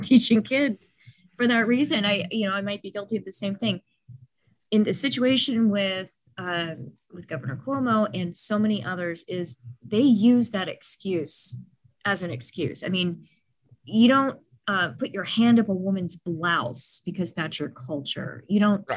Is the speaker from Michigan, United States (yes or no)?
no; Dallas, Texas, United States; I grew up in Dallas, very judgmental place